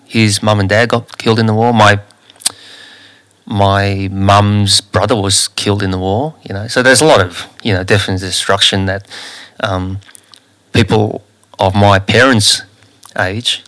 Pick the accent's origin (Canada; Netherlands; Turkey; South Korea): South Korea; Seoul; now in Australia; when we were growing up in Korea